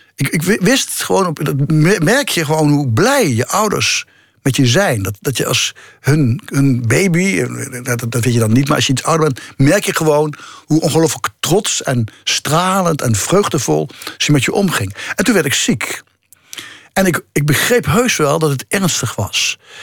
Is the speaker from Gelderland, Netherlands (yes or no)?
yes; the region of the Gelderlander newspaper, Netherlands; moved away; de krant in mijn geboortestreek, de Gelderlander.